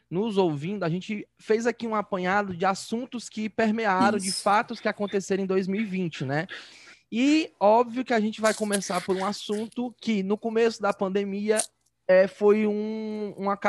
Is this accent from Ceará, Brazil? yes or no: yes; Ceará, Brazil; Como bom cearense que sou, eu, eu escutei o balançado na rede.